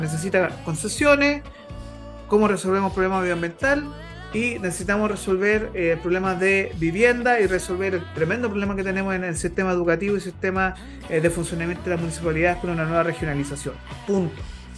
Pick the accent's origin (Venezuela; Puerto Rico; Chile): Chile; como chilenos